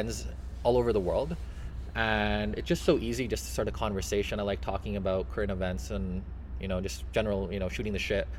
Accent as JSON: {"language": "English", "country": "Canada", "said": "I'm from Canada"}